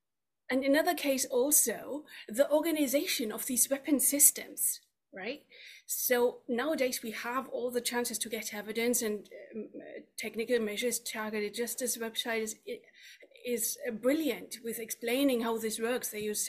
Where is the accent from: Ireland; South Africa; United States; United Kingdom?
United Kingdom; Yeah, I'm from the UK.